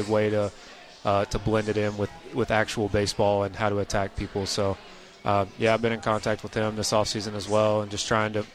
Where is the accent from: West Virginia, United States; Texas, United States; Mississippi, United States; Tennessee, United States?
Mississippi, United States; I'm from Mississippi. Growing up going to Cardinals and Braves games